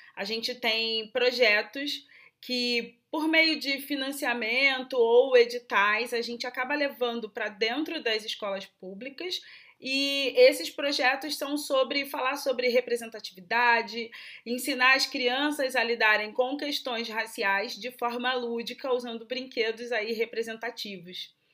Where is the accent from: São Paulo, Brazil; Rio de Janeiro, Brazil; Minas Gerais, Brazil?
Rio de Janeiro, Brazil; eu sou do Rio de Janeiro